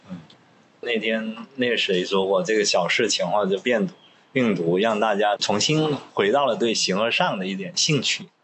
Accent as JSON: {"language": "Chinese", "area": "Pearl River Delta", "region": "Guangdong", "country": "China", "tie": "born or raised there", "second_language": "Chinese", "said": "我自己就是珠三角成长，而且我到了大学，我普通话都说不好，因为在广东念书，你一出学校就说粤语"}